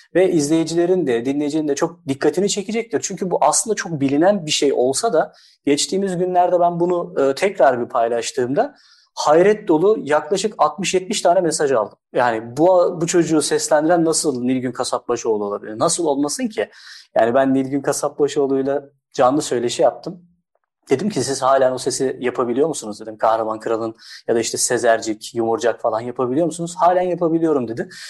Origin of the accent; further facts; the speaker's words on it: Erzurum, Turkey; also born or lived in Istanbul; now in Bursa, Turkey; 1986 aslında Erzurum doğumluyum